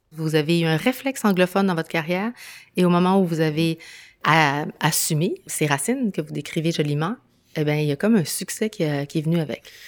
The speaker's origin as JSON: {"language": "French", "country": "Chile", "tie": "born or raised there", "moved": "yes", "lives_now": "Quebec, Canada", "said": "je suis née au Chili, je vis au Québec"}